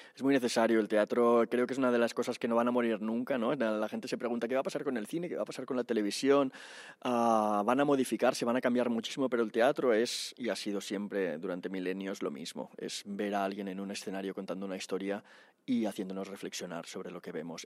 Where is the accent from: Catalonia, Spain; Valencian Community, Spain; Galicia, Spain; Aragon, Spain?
Catalonia, Spain; Barcelona; now in Madrid, Spain; yo soy de ahí, vivo en Madrid, pero soy de Barcelona